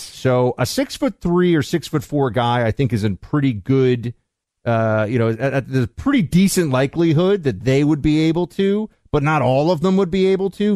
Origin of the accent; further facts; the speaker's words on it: Northeast, United States; I'm from the Northeast